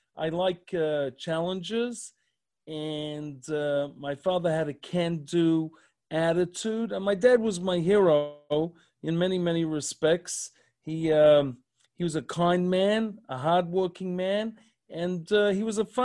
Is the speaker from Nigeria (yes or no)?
no; Melbourne, Victoria, Australia; moved away as an adult; now in Columbus, United States; I'm from Melbourne, but I had a job offering in Sydney.